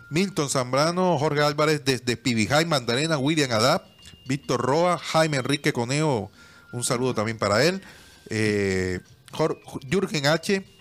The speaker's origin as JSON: {"language": "Spanish", "town": "Medellín", "region": "Antioquia", "country": "Colombia", "said": "Juan Sebastián, si tú supieras, yo vengo de Medellín. Lo que yo vi allá."}